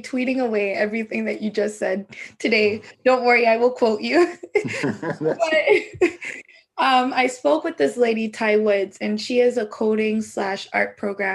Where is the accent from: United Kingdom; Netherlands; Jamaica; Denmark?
Jamaica; I'm Jamaican